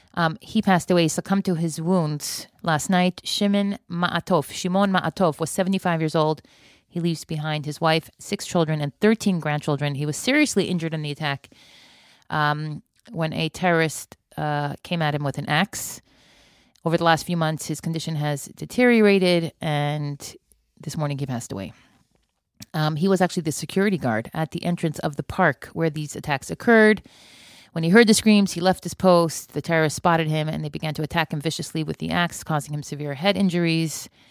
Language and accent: English; Florida, United States; moved away; I grew up in Florida